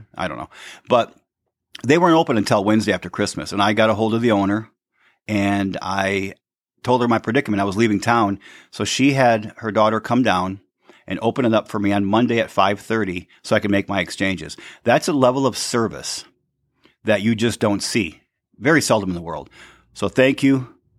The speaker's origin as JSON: {"language": "English", "region": "Michigan", "country": "United States", "tie": "born or raised there", "said": "the store in Sandy's, Michigan, my hometown on State Street"}